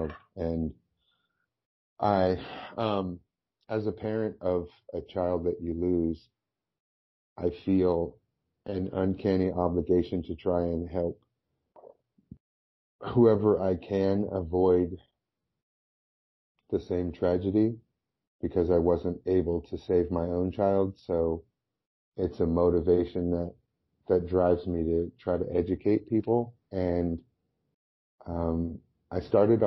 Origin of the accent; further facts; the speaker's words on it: right outside of Orange County, California, United States; my hometown, which is right outside of Orange County, California